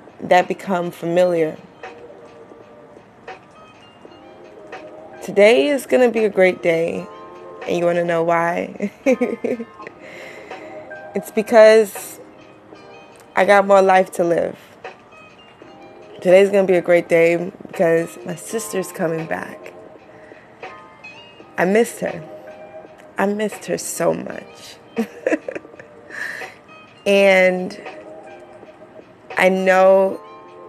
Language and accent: English; New York City, New York, United States; from Queens